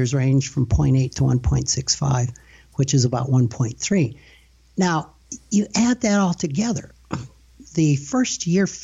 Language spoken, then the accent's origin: English; Rapid City, South Dakota, United States; I've born and raised in Rapid City, South Dakota